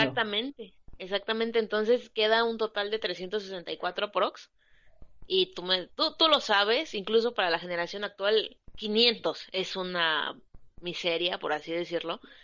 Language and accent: Spanish; Oaxaca, Mexico; yo soy de Oaxaca